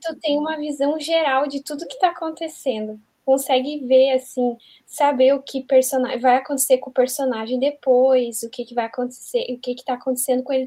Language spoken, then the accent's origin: Portuguese; South Region, Brazil; eu sou do sul do Brasil